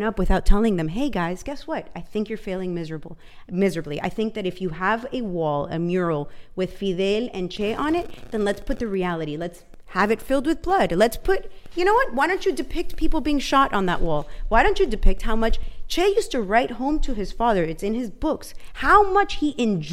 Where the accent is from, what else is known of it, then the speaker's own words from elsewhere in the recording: Venezuela; moved away; I grew up in Venezuela